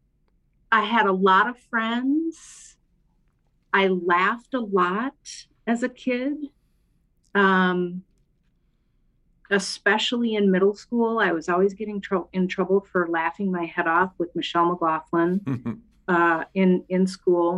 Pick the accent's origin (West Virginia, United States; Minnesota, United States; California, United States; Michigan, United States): Minnesota, United States; St. Paul; also born or lived in Bellingham, Washington; I grew up in St. Paul, Minnesota, where I live today, where I've spent most of my life